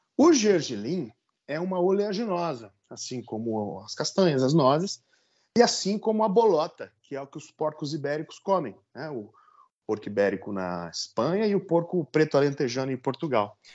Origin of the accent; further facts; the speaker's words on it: Vale do Paraíba, São Paulo, Brazil; accent: caipira; moved away as an adult; eu procuro falar da minha terra, que é o Vale do Paraíba